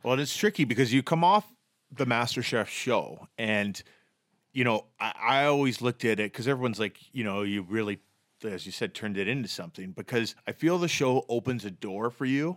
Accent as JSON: {"language": "English", "town": "Vancouver", "region": "British Columbia", "country": "Canada", "also_born_or_lived": "Edmonton", "said": "I'm from Vancouver"}